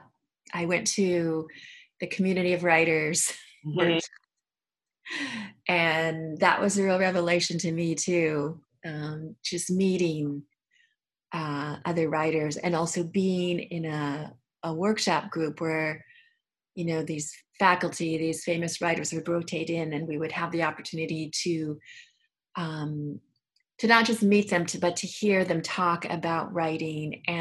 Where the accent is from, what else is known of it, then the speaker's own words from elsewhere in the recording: National City, California, United States; moved away; I grew up in National City, California, mostly. So it's in South San Diego County